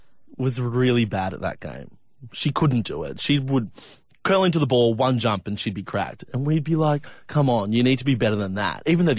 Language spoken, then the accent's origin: English; Dunedoo, New South Wales, Australia; moved away; I went out to my hometown to see my mum. Yes, to Dunny Doo. To Dunny Doo, the good old hometown.